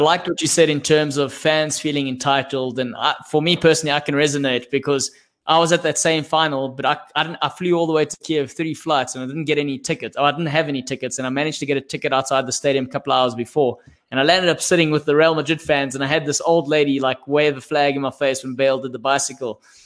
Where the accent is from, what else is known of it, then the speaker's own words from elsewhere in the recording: South Africa; I'm a South African